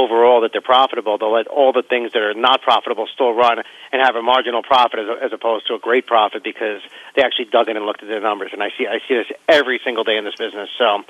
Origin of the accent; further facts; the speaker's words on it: Las Vegas, Nevada, United States; being I'm from Vegas